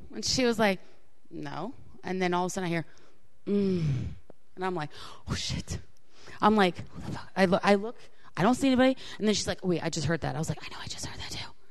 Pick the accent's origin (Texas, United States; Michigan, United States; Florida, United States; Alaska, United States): Florida, United States; I grew up in Florida, so my high school was in Florida.